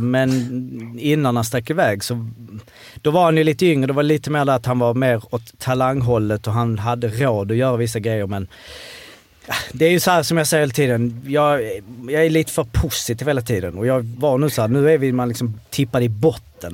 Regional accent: Malmö, Skåne, Sweden; vi är ändå från Malmö

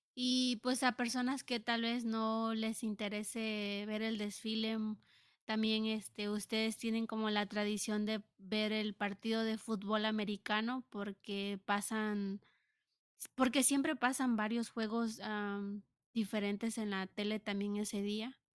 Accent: Mexico; now in United States; como mexicana

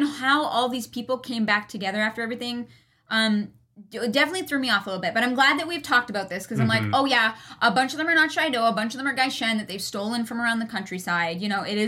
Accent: Canada; growing up in minus 40 degrees Celsius

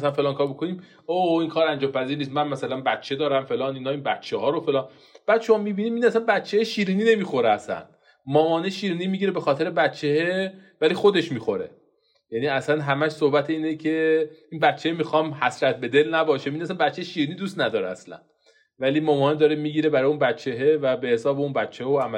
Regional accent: Gilan, Iran; تو فامیل ما ما گیلانی هستیم صبحانه هم برنج میخوریم

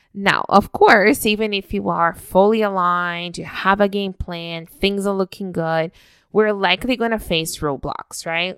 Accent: Brazil; moved away as an adult; now in Canada; I was raised in Brazil until my early twenties

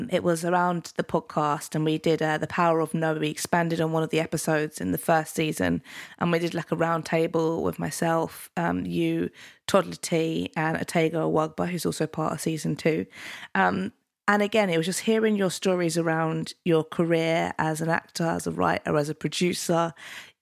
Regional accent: London, United Kingdom; also born or lived in Penge, London; So I started off in Deptford and New Cross, and then moved to Penge by the station

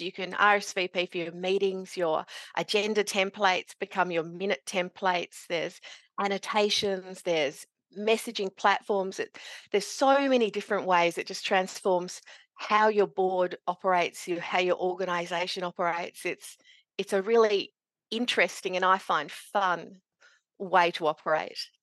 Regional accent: Meekatharra, Western Australia, Australia; also born or lived in Kalgoorlie, Australia; now in northeast Victoria, Australia; growing up in Meekatharra in central WA, and I did my university in Kalgoorlie

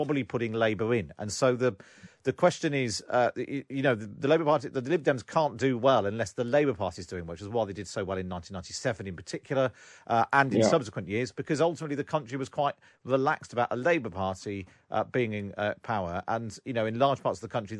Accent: the Southwest, South West England, United Kingdom; growing up in the Southwest

